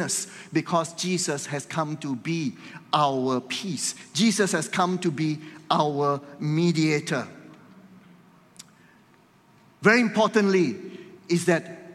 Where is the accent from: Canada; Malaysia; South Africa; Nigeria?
Malaysia; we are here as Malaysians